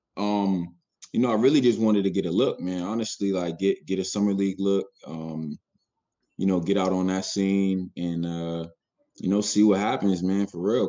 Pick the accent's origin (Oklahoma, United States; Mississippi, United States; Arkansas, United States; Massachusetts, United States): Massachusetts, United States; Boston; I'm a kid from Roxbury